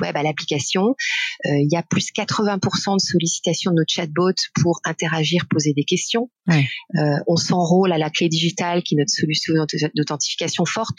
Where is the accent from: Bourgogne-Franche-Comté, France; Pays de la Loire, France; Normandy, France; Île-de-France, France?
Bourgogne-Franche-Comté, France; Besançon; moved away as an adult; je suis née à Besançon et j'ai vécu beaucoup en Bourgogne-Franche-Comté, donc ah. jusqu'à mes études supérieures